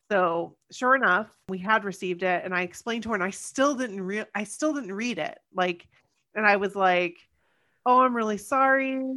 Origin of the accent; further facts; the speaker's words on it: Los Angeles, California, United States; maybe it's because we are from Los Angeles.